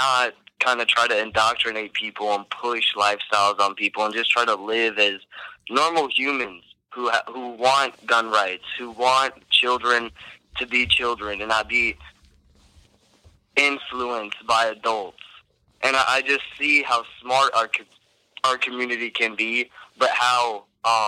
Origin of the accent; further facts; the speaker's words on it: Romania; moved away; I come from Romania personally, and my parents have lived through a dictatorship